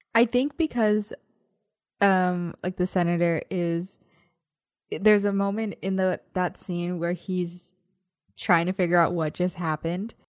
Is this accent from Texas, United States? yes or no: yes; Texas, United States; We're from Texas.